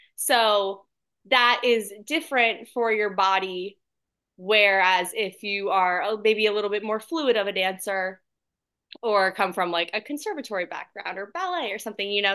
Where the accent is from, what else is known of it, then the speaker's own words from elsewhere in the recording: Point Pleasant Beach, New Jersey, United States; also born or lived in Orlando, Florida; now in Atlanta, United States; I'm originally from a really small town, um, in New Jersey called Point Pleasant Beach. Uh, so it's on the shore, and I grew up also in Orlando, Florida